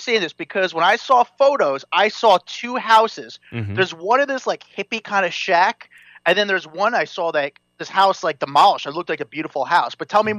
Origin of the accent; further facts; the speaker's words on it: East Coast, United States; I'm from the East Coast